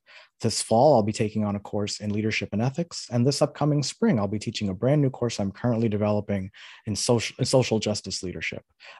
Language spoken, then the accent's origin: English; New York, United States; moved away; also born or lived in Florida / Miami; I'm originally from New York, but have spent most of my life in Florida, including 25 years I lived in Miami specifically.